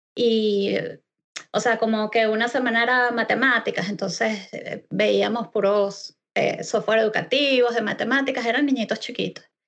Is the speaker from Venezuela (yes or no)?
yes; Venezuela; moved away as an adult; now in Scotland, United Kingdom; desde hace tres años salí de Venezuela y me mudé a la hermosísima Escocia